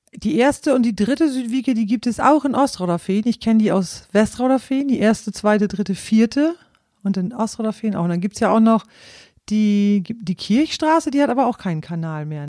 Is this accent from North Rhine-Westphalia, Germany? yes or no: no; East Frisia, Lower Saxony, Germany; ich stamme aus Ostfriesland